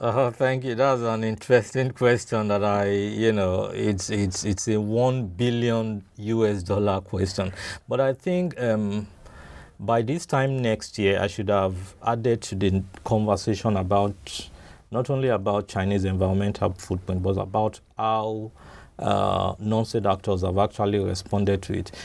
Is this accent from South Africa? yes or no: no; Nigeria; being a Nigerian